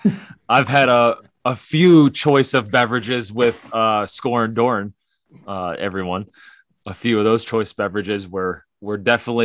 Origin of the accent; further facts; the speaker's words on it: Pittsburgh, Pennsylvania, United States; I'm from Pittsburgh.